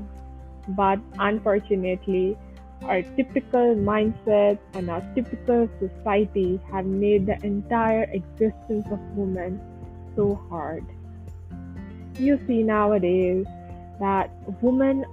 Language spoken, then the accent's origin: English; Kuwait; moved away as an adult; now in Pakistan; I have born and brought up in Kuwait, and in 2016, I moved to Pakistan for my higher education